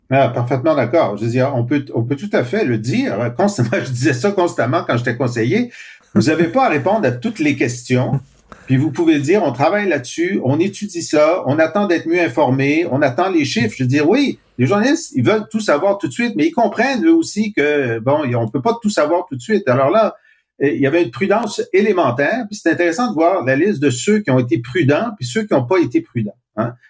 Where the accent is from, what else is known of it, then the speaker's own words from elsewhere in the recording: Canada; je suis Canadien français et mon groupe a, a souffert de, d'oppression pendant deux siècles